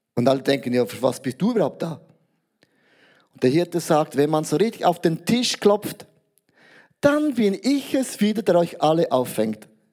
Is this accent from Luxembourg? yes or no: no; Switzerland; als Schweizer, neutraler Schweizer